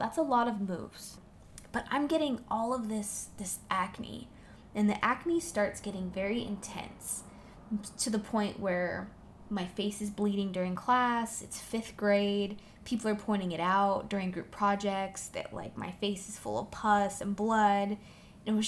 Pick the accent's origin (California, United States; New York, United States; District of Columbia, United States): California, United States; Orange County; also born or lived in Fresno, California; now in Los Angeles, United States; I grew up in Orange County